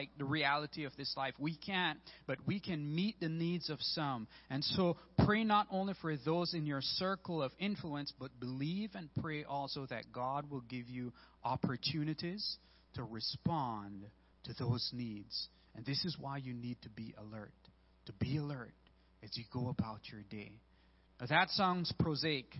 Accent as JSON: {"language": "English", "country": "Belize", "moved": "yes", "said": "I'm originally from Belize"}